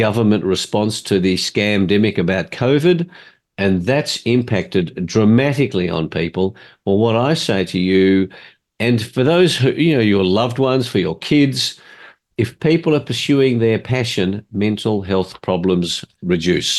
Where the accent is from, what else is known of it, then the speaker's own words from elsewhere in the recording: Australia; My parents, even though I was born in Australia, my parents were refugees from Hungary